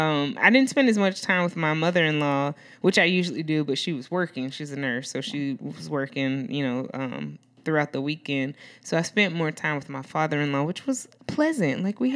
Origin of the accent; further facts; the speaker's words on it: New Orleans, Louisiana, United States; I'm from New Orleans